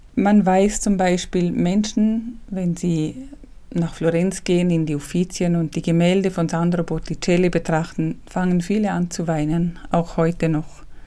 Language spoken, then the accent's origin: German; Liechtenstein; accent: Liechtensteiner Dialekt; first language Liechtenstein German dialect; ich bin ja nicht deutschsprachig muttersprachlich, ich spreche ja Liechtensteiner Dialekt eigentlich